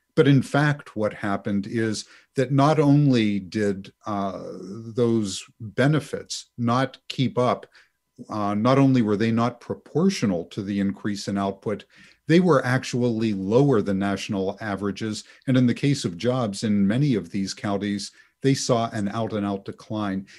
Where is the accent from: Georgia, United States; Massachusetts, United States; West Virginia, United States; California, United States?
West Virginia, United States; I'm from West Virginia